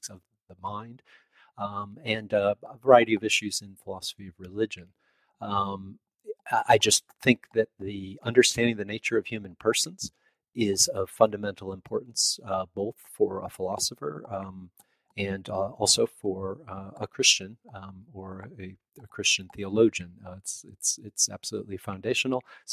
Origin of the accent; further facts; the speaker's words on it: Chicago, Illinois, United States; moved away as an adult; also born or lived in upstate New York; now in Indiana, United States; I grew up just outside of Chicago, and I went to university in the city.